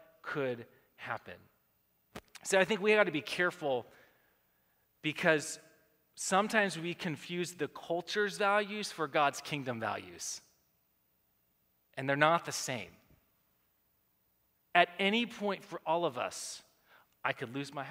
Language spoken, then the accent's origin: English; United States; We live in America